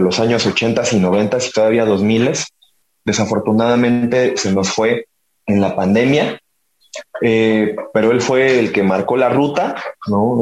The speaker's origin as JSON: {"language": "Spanish", "region": "Mexico City", "country": "Mexico", "said": "tomaron la decisión de venirse a vivir para acá, a la Ciudad de México, ¿no? Y aquí es, donde hemos residido, ¿no? Desde aquel entonces"}